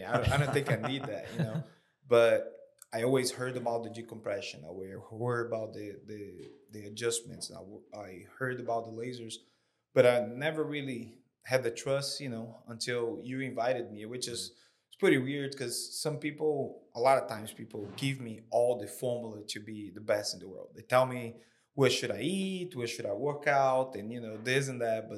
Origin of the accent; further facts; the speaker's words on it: Fortaleza, Ceará, Brazil; moved away as an adult; also born or lived in Syracuse, New York; now in Columbia, United States; I grew up in Brazil